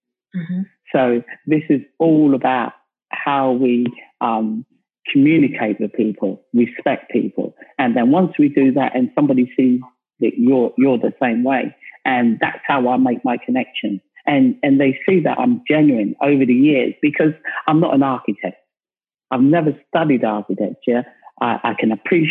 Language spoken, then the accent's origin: English; London, United Kingdom; I come from South London